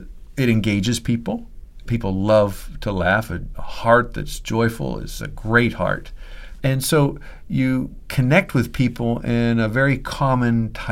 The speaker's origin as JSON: {"language": "English", "region": "Pennsylvania", "country": "United States", "moved": "yes", "lives_now": "Boston, United States", "said": "I'm originally from Pennsylvania, so I said, I'm from Pennsylvania."}